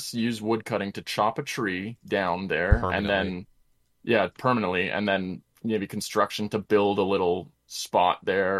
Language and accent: English; Canada; born in the Great White North